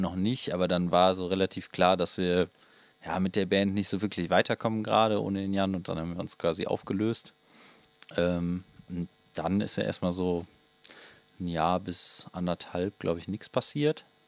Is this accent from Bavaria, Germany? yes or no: no; Willich, North Rhine-Westphalia, Germany; wir kommen beide aus Anrat